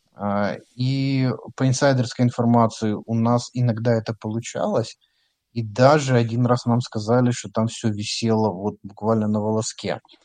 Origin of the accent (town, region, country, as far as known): Ukraine